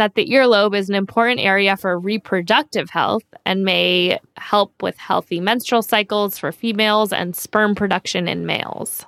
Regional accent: San Diego, California, United States; I grew up in San Diego, so Southern California

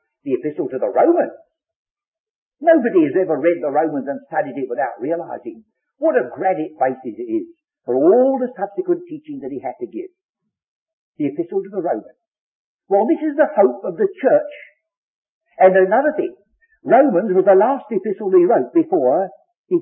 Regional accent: England, United Kingdom; I'm English by birth

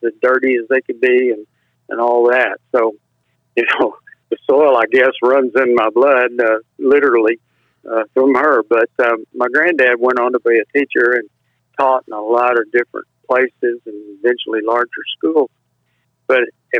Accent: Bronte, Texas, United States; also born or lived in Ranger, Texas; I was born there in Ranger, Texas. When I was 1 year old, we moved out to further west Texas, north of San Angelo. And I went to first sixth grade to school in a little town called Bront

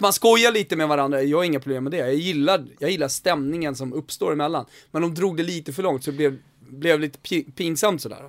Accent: Sweden; vi är 10 miljoner svenskar

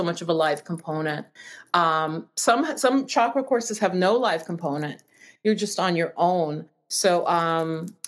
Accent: New York, United States; I'm from New York.

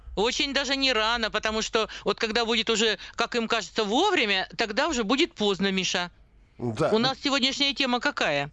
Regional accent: Siberia, Russia; даже мы с Сибиряки

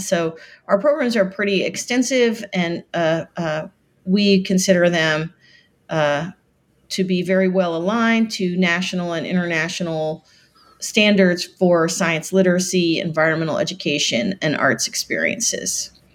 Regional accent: Florida Keys, United States; moved away; I am from the Florida Keys. My father was a very famous, uh, shark biologist, and so we grew up in, uh, paradise

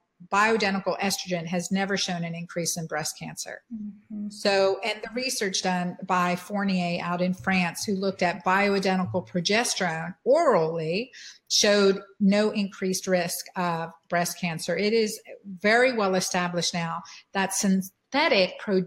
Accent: United States; as American women being educated

